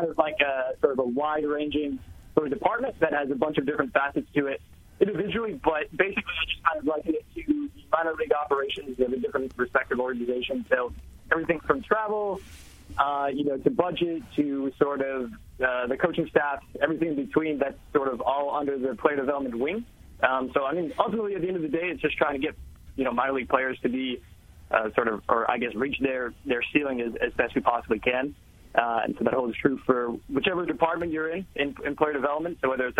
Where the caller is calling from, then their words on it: New Brunswick, New Jersey, United States; I'm here in New Jersey, right outside New Brunswick.